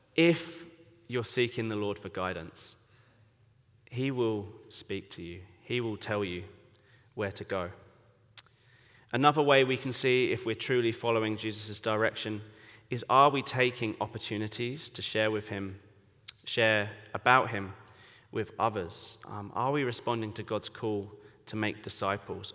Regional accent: Colchester, East of England, United Kingdom; accent: English; moved away as an adult; now in Bangkok, Thailand; I grew up in Colchester, England.

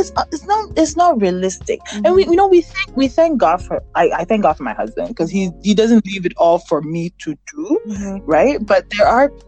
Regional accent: Ghana; moved away; coming from Africa, like, I grew up in Ghana.

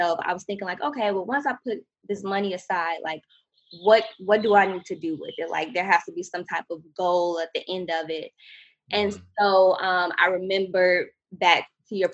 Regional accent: Chicago, Illinois, United States; now in Oakland, United States; I'm from Chicago originally

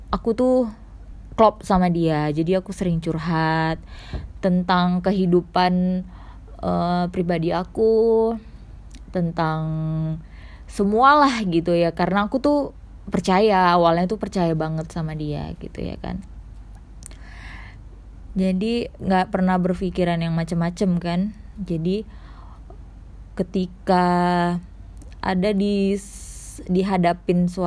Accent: Medan, North Sumatra, Indonesia; Aku berasal dari kota Medan

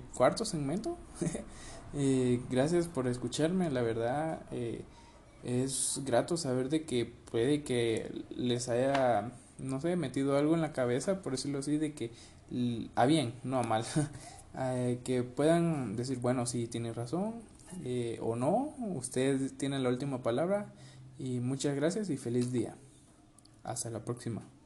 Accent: Guatemala; nosotros somos bueno, los guatemaltecos, los chapines

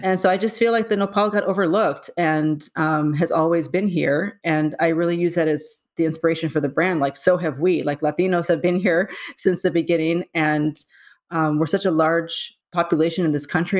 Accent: San Diego, California, United States; moved away as an adult; now in New York, United States; born and raised in San Diego, um, and I've been in New York for twenty years

